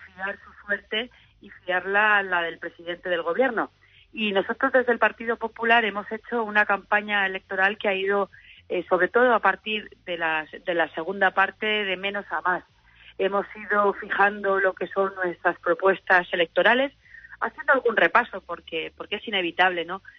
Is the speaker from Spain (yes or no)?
yes; Alzira, Valencian Community, Spain; Yo que, por ejemplo, vengo de Atira